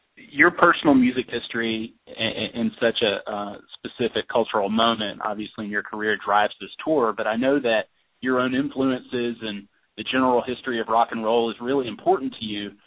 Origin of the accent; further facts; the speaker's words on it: the South, United States; as a Southerner